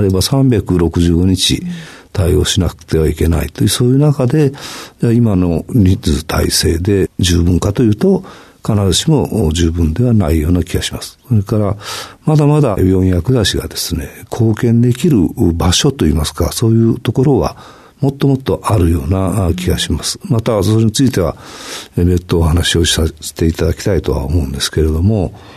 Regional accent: Hiroshima, Japan; 私は広島出身

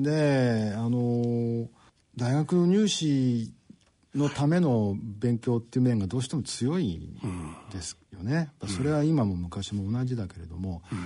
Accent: Okayama, Japan; moved away as an adult; also born or lived in Hokkaido; あの岡山県の岡山市ですで高校を卒業するまで、えー、18年をあの岡山にいました

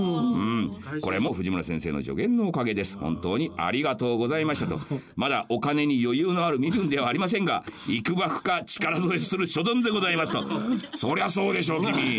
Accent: Shinshiro, Aichi, Japan; 僕の故郷の新城市っていうところ

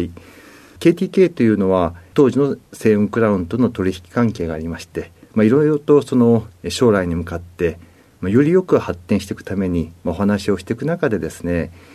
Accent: Nagoya, Aichi, Japan; moved away as an adult; 名古屋市で、ずっと、えー、名古屋で18歳までおりました。

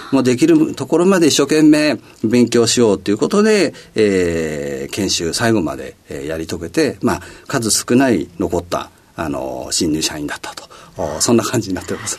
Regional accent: Setagaya, Tokyo, Japan; 東京都のあの世田谷区で、えー、生まれました

